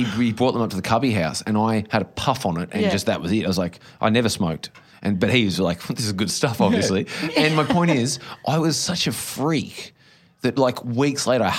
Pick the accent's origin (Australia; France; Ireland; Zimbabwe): Australia; Bright, Victoria; my hometown of Bright. It was two taxis.